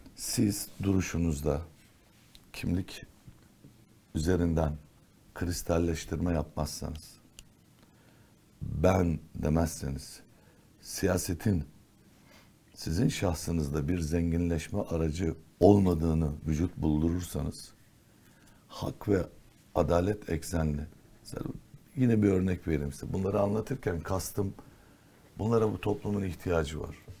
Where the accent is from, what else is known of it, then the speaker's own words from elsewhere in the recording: Istanbul, Turkey; also born or lived in Ankara / Erzincan / Diyarbakır; Erzincan, Diyarbakır, Ankara doğumluyum ben aslen. İhtilal sonrası önce Ankara sonra bir Erzincan dönemi var. Erzincan'dan sonraki de Diyarbakır. Diyarbakır'dan sonra işte 54-55 yıllık İstanbulluyuz.